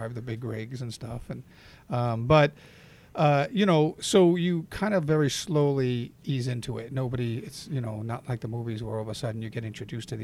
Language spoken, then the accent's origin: English; New York, United States; I was from New York